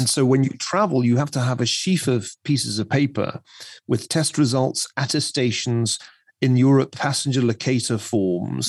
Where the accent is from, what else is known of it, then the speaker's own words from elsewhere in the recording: Scotland, United Kingdom; my own native land. If you had gone to Scotland